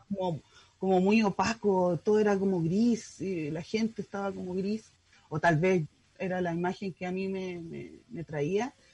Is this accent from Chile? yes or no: yes; Santiago, Santiago Metropolitan Region, Chile; now in San Antonio, Chile; yo soy de Santiago, pero eh, me vine ahora arrancando de la pandemia donde mi mamá